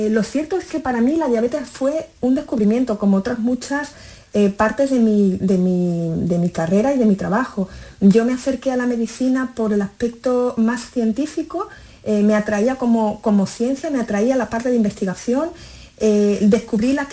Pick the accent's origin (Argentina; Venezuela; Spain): Spain; Galicia; born there; nací en Galicia, mis padres son, son gallegos y, bueno, por, su dedicación laboral era magistrado, pues la verdad es que vivimos en, muchas ciudades de España